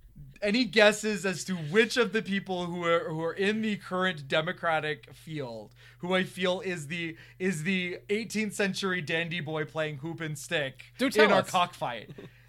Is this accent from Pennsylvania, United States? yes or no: yes; York, Pennsylvania, United States; born or raised there